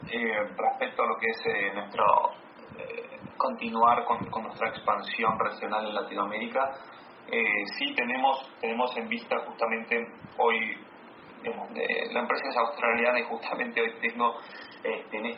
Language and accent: Spanish; Argentina; yo soy argentino, soy latinoamericano y, muy orgulloso de eso.